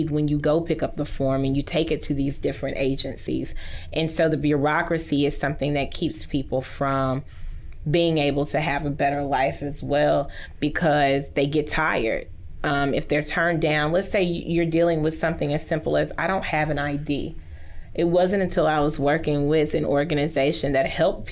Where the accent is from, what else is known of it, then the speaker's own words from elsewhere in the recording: Haughton, Louisiana, United States; now in Shreveport, United States; I grew up in Houghton.